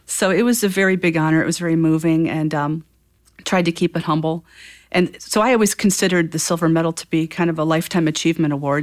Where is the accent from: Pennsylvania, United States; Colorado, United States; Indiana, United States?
Indiana, United States; Northwest; moved away as an adult; also born or lived in Chicago; now in Fort Wayne, United States; I grew up in Northwest Indiana